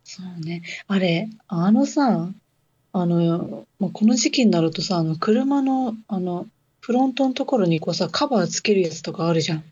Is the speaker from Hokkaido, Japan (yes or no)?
yes; Hokkaido, Japan; now in Kyushu, Japan; 北海道、私の地元